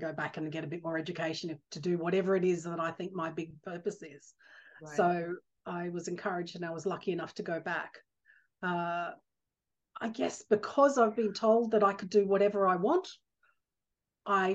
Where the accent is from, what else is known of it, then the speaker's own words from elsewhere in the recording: Brisbane, Queensland, Australia; I'm an Aussie girl, born and bred in Brisbane, Australia.